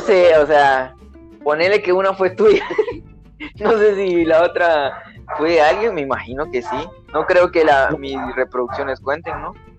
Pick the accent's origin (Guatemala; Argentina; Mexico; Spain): Guatemala; Petén; soy de Petén